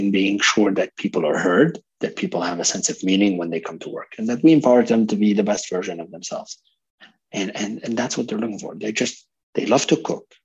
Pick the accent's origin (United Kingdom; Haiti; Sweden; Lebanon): Lebanon; also born or lived in Canada; I'm a multicultural person myself. I'm Lebanese Canadian. I lived in, in multiple countries